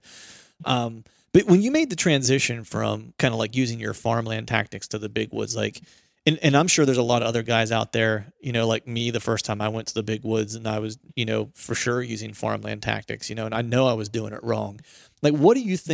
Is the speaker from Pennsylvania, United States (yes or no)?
yes; Pennsylvania, United States; moved away; I grew up in Pennsylvania, which is a big hunting heritage state